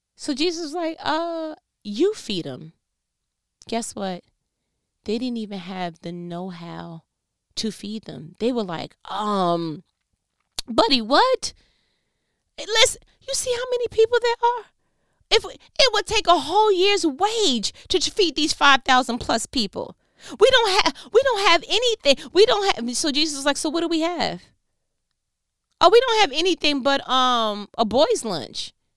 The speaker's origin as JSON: {"language": "English", "region": "New York", "country": "United States", "said": "I'm from New York"}